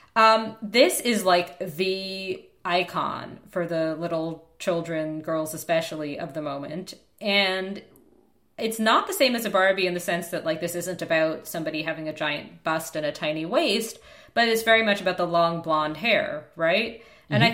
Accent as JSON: {"language": "English", "country": "United States", "said": "I'm American"}